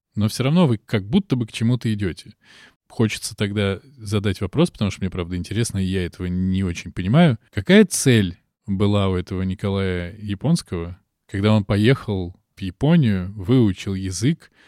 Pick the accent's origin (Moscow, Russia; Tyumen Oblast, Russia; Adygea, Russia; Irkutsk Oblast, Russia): Moscow, Russia; Я москвич